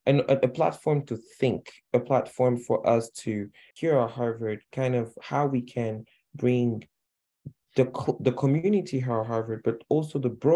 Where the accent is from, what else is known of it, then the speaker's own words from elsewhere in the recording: Chad; also born or lived in Mali; now in Boston, United States; So I'm originally from Chad, but lived in many countries, and now on the African continent, and now I'm here in Boston as a second year PhD student